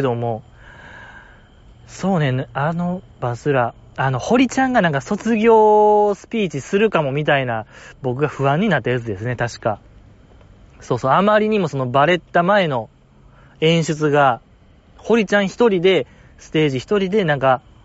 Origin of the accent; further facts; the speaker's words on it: Osaka, Japan; 地元大阪